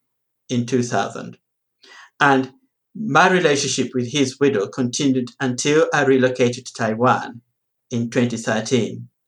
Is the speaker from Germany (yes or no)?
no; Uganda; born there; And I am originally from Uganda, well, sort of, born in Uganda anyway.